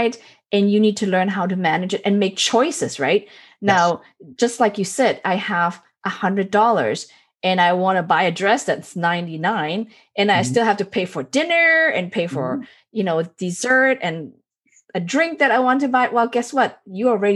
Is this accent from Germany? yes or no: yes; Germany; now in United States; when I was raised in Germany